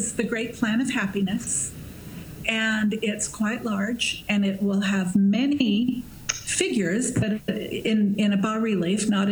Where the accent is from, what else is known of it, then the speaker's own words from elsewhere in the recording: Washington, United States; moved away as an adult; also born or lived in Cincinnati; now in Utah, United States; I'm from Washington